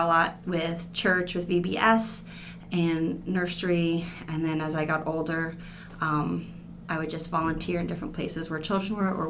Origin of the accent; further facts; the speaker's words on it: New Jersey, United States; moved away; I grew up in New Jersey, and it's actually more beautiful than people think it is.